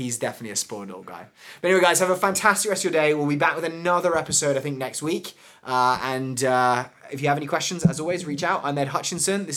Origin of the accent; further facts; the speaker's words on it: London, United Kingdom; accent: English; moved away as an adult; now in Los Angeles, United States; being a Londoner